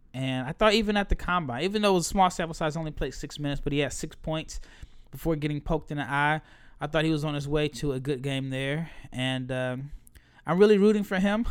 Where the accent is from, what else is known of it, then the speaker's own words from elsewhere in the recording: Nebraska, United States; I'm a from Nebraska, big red guy